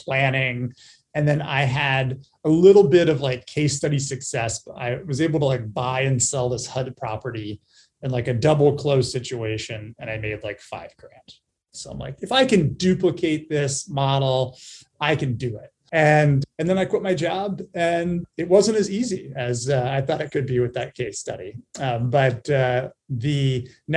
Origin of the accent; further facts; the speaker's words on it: Cincinnati, Ohio, United States; I was born and raised in Cincinnati, Ohio